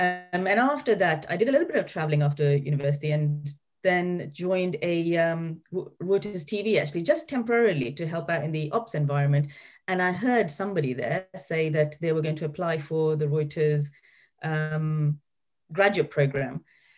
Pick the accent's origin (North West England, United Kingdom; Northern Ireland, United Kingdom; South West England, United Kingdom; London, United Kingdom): London, United Kingdom; born there; So my brother was born in Germany, my older sister's born in Libya, I was born in London, and my younger sister in Kenya.